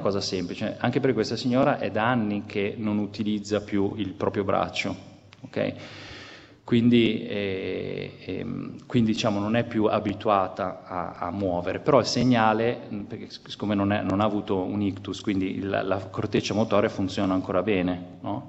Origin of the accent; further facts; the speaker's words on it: Genoa, Liguria, Italy; Io sono genovese